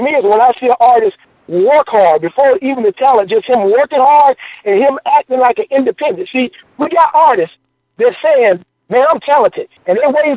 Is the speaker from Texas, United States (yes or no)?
no; Florida, United States; I'm from Florida